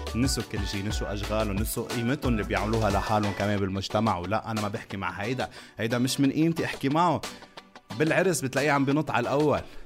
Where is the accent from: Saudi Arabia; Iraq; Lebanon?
Lebanon; عندنا بلبنان